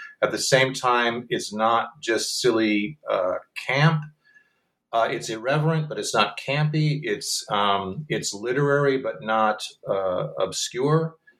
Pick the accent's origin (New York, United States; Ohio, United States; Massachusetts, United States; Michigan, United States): Michigan, United States; now in Chicago, United States; Well, I'm from Michigan, and most of the company is from the Midwest.